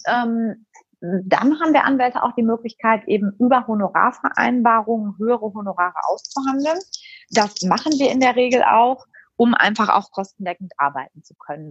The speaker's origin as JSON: {"language": "German", "country": "Germany", "said": "hier bei uns in Deutschland"}